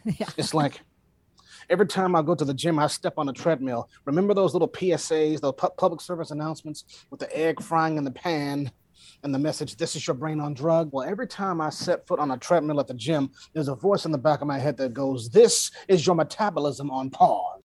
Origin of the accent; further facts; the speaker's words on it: Cleveland, Ohio, United States; my hometown of Cleveland, Ohio.